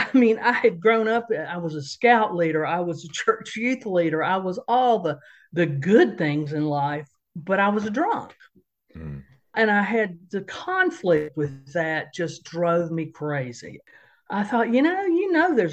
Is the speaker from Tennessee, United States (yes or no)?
yes; Johnson City, Tennessee, United States; moved away as an adult; now in Raleigh, United States; I grew up in Johnson City, Tennessee